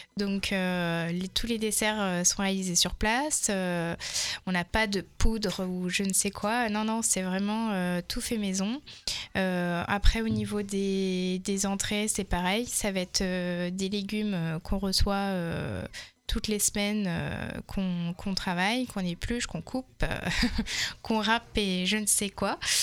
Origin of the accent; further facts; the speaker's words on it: Touraine, Centre-Val de Loire, France; also born or lived in Malaga / Val Thorens; j'ai grandi en Touraine